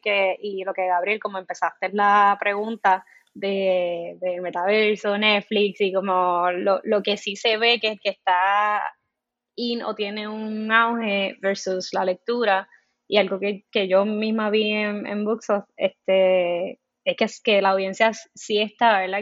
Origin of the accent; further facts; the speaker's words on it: Comerío, Puerto Rico; Soy de Comerío, crecí en Comerío, Puerto Rico